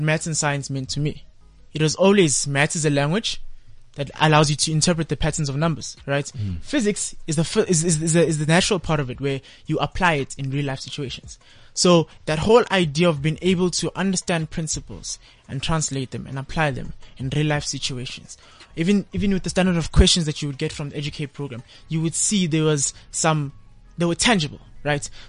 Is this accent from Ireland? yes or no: no; Kempton Park, Gauteng, South Africa; I'm from Nokam Park, right? In the Kempton Park.